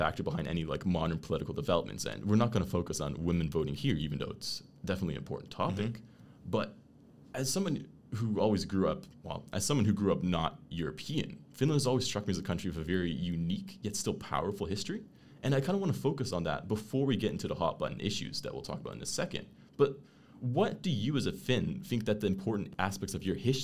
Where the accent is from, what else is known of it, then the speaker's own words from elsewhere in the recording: Canada; moved away as an adult; also born or lived in Netherlands; now in Brussels, Belgium; I grew up in Canada, but I did my master's in the Netherlands, and now I'm working in Brussels